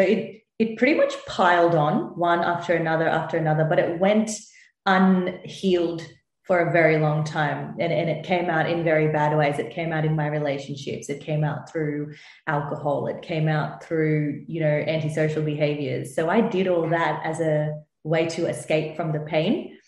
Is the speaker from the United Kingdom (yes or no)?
no; India; in my culture, so I'm Indian, there's not enough talk about trauma